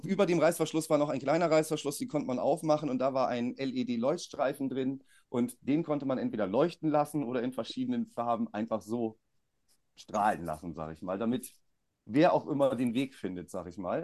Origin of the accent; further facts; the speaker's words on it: Bremen, Germany; bei uns in Bremen